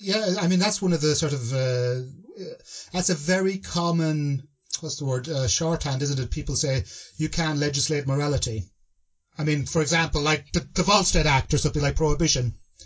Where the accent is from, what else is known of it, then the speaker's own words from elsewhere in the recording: Ireland; I grew up in Ireland